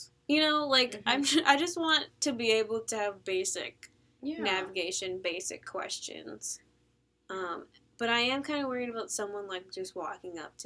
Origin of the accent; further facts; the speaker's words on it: United States; I am a student. I'm American. I speak English.